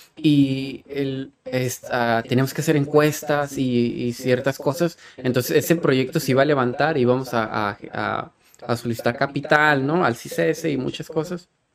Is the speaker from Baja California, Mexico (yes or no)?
yes; Tijuana, Baja California, Mexico; a Tijuana, y aquí nací, y aquí crecí